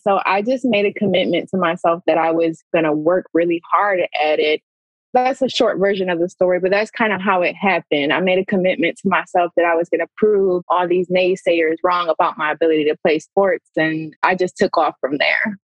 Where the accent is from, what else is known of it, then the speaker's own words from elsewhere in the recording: Pontiac, Michigan, United States; I grew up in Pontiac, Michigan, a poverty stricken city, urban city